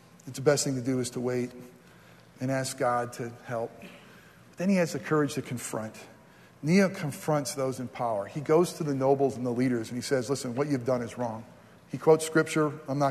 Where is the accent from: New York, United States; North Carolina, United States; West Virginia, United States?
New York, United States; moved away; my home state's New York